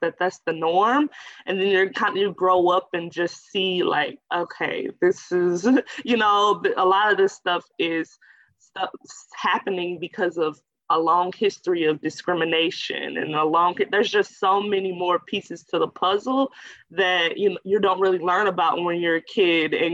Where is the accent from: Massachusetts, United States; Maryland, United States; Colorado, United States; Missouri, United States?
Missouri, United States; Florissant; also born or lived in Iowa; I'm from St. Louis, Missouri, a little suburb called Florissant, Ferguson-Florissant area